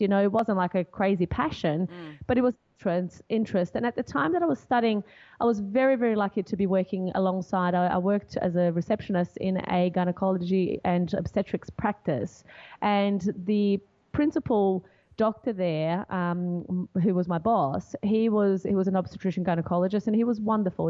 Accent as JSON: {"language": "English", "country": "Brazil", "moved": "as an adult", "lives_now": "Australia", "said": "I'm originally from Brazil and uh, my parents still live in Brazil now, but they immigrated here and they lived here for a few years decided to go back and then when i turned 18 i was like okay i need to i can't live in brazil anymore"}